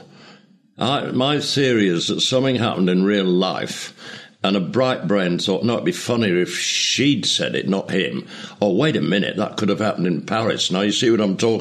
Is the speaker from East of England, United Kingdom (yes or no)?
no; Leeds, Yorkshire and the Humber, United Kingdom; moved away; my hometown Leeds